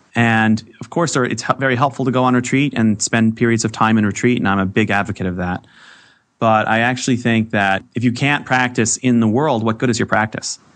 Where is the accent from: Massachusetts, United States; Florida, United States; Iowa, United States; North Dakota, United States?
Massachusetts, United States; Boston; when I was a kid growing up in the Boston area